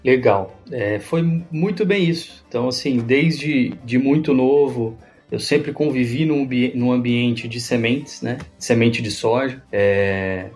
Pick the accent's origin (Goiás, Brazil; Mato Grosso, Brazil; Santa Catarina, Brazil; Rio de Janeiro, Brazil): Mato Grosso, Brazil; Rondonópolis; now in Campo Verde, Brazil; Sou brasileiro, mato-grossense, nascido em Rondonópolis, moro hoje em Campo Verde